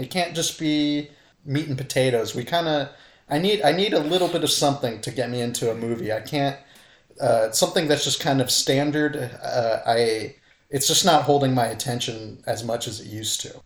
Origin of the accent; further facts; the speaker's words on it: Santa Cruz, California, United States; Santa Cruz, California, my hometown